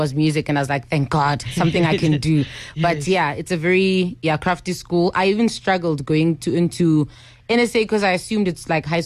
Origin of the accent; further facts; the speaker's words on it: Johannesburg, Gauteng, South Africa; I'm born and bred in Alexandria Township. Still live there for now.